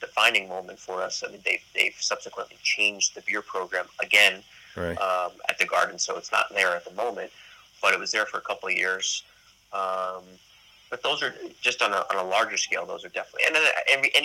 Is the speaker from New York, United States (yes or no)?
yes; New York, United States; being a New Yorker, but being a New Yorker, being an athlete